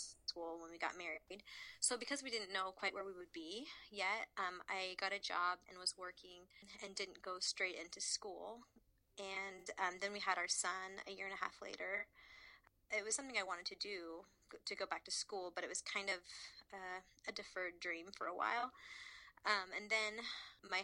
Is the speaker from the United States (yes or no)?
yes; Louisville, Kentucky, United States; moved away as an adult; also born or lived in Columbus, Ohio; I'm originally from Louisville, Kentucky